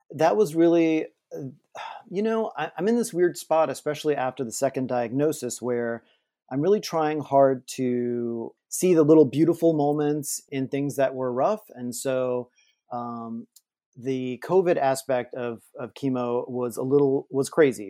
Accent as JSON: {"language": "English", "town": "New Orleans", "region": "Louisiana", "country": "United States", "said": "I am from New Orleans"}